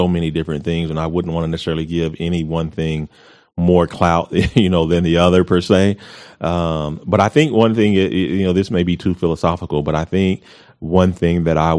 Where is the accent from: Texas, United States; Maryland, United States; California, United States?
Texas, United States; Amarillo; also born or lived in Colorado Springs, Colorado / Kansas / Panama; I'm from the Heights. I mean, I grew up in the Heights